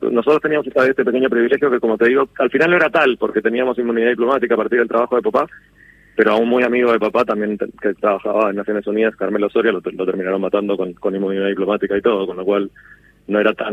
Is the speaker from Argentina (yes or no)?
yes; Argentina; yo, me siento me siento profundamente argentino